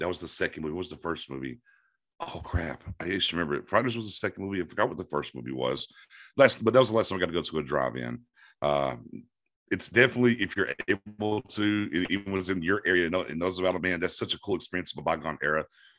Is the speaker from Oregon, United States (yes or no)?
no; Florida, United States; also born or lived in East Texas; So basically, I was born in East Texas and then grew up a ton in Florida. And then in my elder statesmanship, back to East Texas and where I've been now.